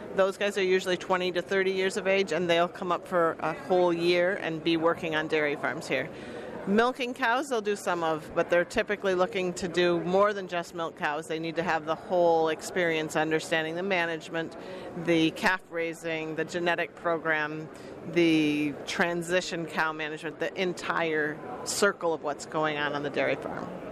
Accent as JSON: {"language": "English", "region": "Illinois", "country": "United States", "moved": "as an adult", "lives_now": "Vermont, United States", "said": "I guess I'm from Illinois, but can't have to claim Vermont after 30 years"}